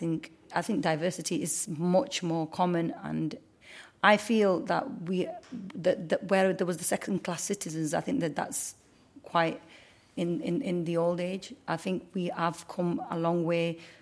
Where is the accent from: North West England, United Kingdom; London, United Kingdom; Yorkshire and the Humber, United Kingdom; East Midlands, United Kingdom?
North West England, United Kingdom; Oldham; I was born and bred in Oldham. My parents were from Pakistan. I'm a Muslim, but I'm a British Muslim.